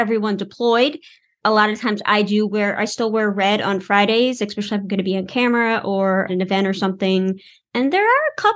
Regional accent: New Orleans, Louisiana, United States; I was born and raised in New Orleans

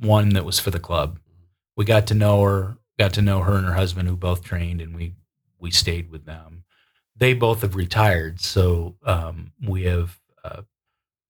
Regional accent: upstate New York, United States; moved away; I like traveling back to my hometown. And it's a little dinky town in upstate New York

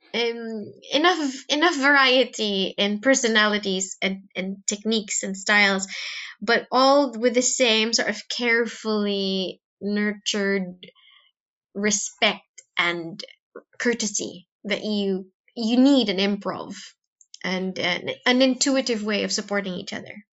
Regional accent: Philippines; now in United Kingdom; when I was young in the in in the Philippines

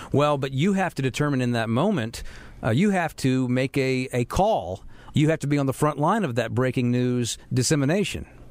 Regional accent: Charlotte, North Carolina, United States; I grew up in Charlotte, so I know exactly how things were to me back in 1987

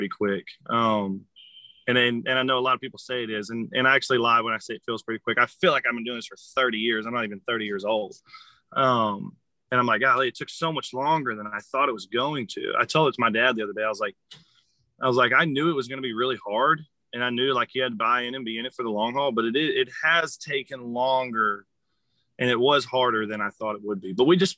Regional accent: Conroe, Texas, United States; also born or lived in Austin / Nashville; I grew up in Conroe

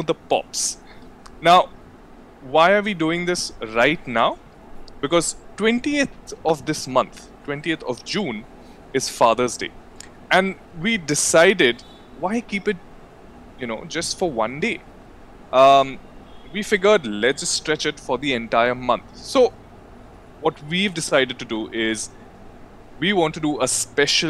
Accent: Mumbai, Maharashtra, India; also born or lived in Surat, Gujarat; I was born in Surat, Gujarat. And then, yeah, grew up the rest of my life till now in Bombay

